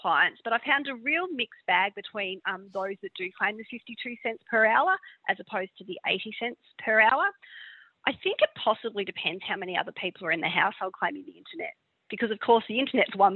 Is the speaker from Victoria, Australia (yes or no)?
yes; Victoria, Australia; I'm from Victoria